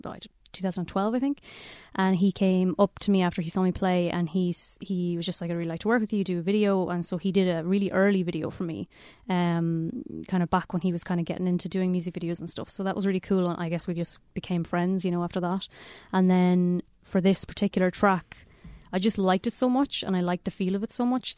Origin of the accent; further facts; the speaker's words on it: Mayo, Connacht, Ireland; I'm actually from Mayo originally.